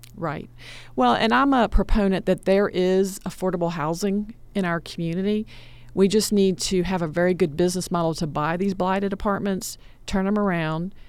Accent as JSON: {"language": "English", "town": "Atlanta", "region": "Georgia", "country": "United States", "tie": "born or raised there", "said": "I'm a product of DeKalb County Public School System. I grew up in Atlanta"}